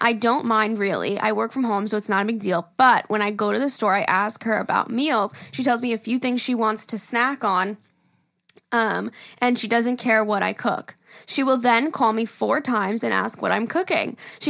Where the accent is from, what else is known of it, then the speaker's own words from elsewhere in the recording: Knoxville, Tennessee, United States; Listen, Jerry … I'm from Knoxville, Tennessee.